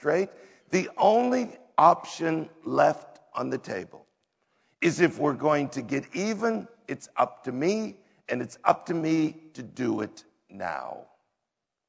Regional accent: United States; we as an American culture

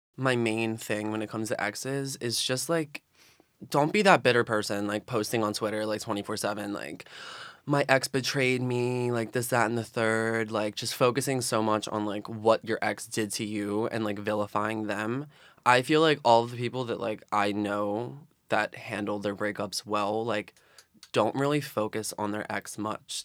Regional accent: Philadelphia, Pennsylvania, United States; I'm from South Philadelphia, grew up, born and raised.

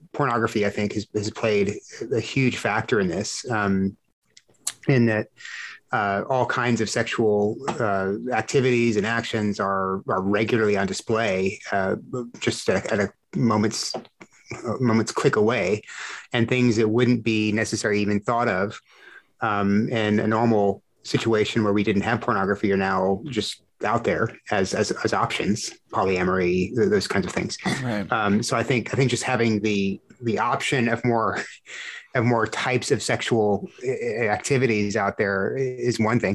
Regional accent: South Texas, United States; growing up in Texas, South Texas

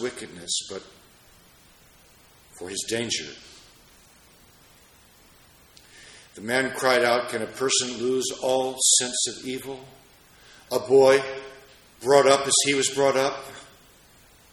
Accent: Washington, District of Columbia, United States; moved away; being in my hometown in Washington, D.C.

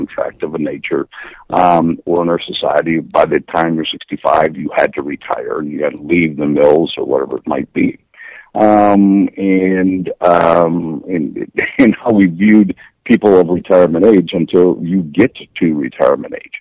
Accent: Midwest, United States; I'm from the Midwest. I'm a blue-collar kid.

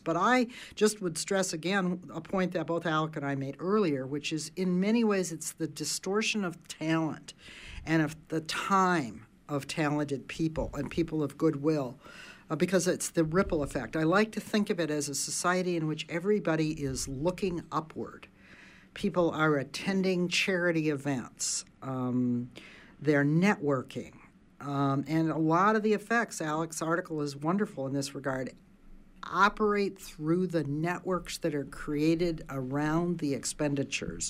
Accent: near Detroit, Michigan, United States; I grew up near Detroit, and I remember as a teenager taking the bus downtown Detroit

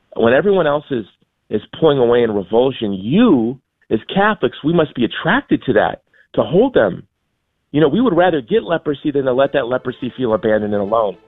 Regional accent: Hawaii, United States; now in Texas, United States; I'm from Hawaii, but I live in Texas now.

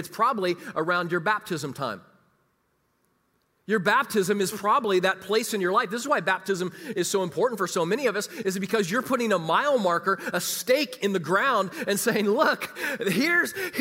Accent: Kansas City, United States; moved away as an adult; also born or lived in Chicagoland; I was from Kansas City

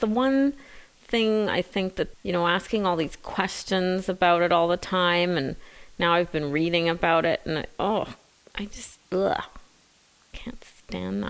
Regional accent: London, Ontario, Canada; born or raised there; also born or lived in South Africa

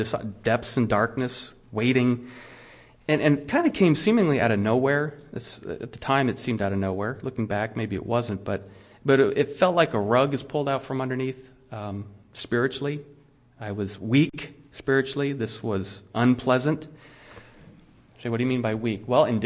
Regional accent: United States; I'm an American Christian

